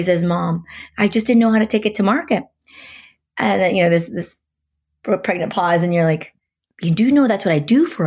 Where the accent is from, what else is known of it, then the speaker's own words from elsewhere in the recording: Portland, Oregon, United States; because I'm from Portland, I cut my teeth at Nike back in the day